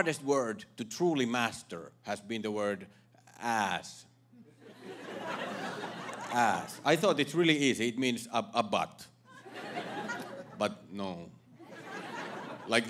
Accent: Finland; English is a second language; moved away as an adult; now in United States; I am from Finland

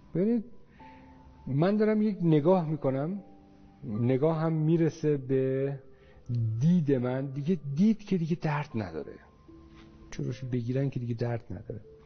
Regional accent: northern Iran, Iran; تو منطقه شمال من اونجا به دنیا اومدم

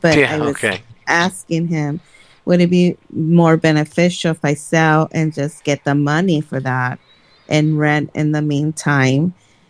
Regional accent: Los Angeles, California, United States; So I was born here in Los Angeles.

